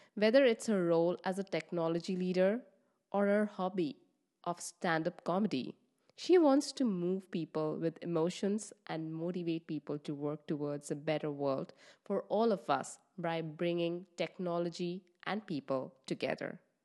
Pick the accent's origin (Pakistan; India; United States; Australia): India; West Bengal; now in Netherlands; I am from East of India in Bengal